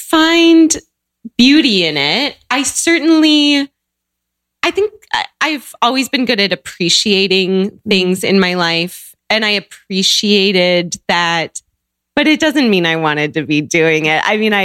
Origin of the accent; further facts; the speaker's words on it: Seattle, Washington, United States; So I grew up in Seattle.